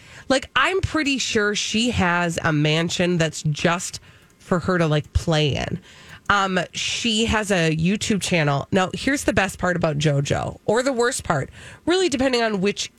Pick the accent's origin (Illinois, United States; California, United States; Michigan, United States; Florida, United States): Illinois, United States; Schaumburg; I grew up in Schaumburg.